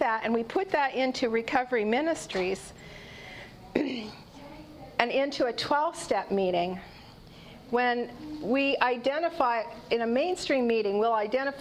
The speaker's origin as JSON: {"language": "English", "country": "Canada", "said": "I'm a mom, a grandparent, and I'm Canadian."}